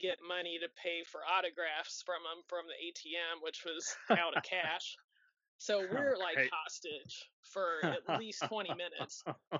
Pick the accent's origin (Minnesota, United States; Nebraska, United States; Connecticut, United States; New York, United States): Nebraska, United States; So we're from Nebraska, and that's like a 4-hour drive from our city.